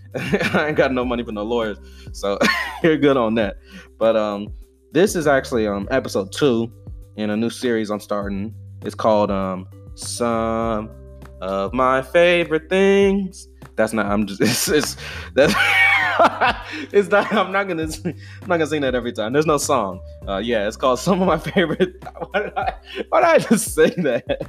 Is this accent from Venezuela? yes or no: no; DeKalb County, Georgia, United States; I grew up in Georgia you know DeKalb County